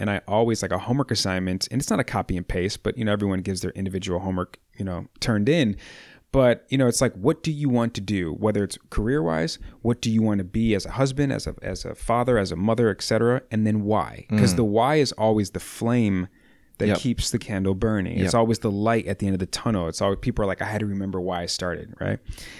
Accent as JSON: {"language": "English", "region": "Midwest", "country": "United States", "tie": "born or raised there", "said": "growing up in the Midwest in the wintertime and being slow at work in the wintertime at that."}